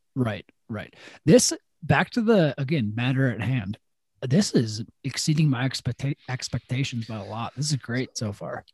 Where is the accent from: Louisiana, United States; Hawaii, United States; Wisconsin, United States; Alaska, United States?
Wisconsin, United States; Madison; also born or lived in Milwaukee; growing up in Madison or even like Milwaukee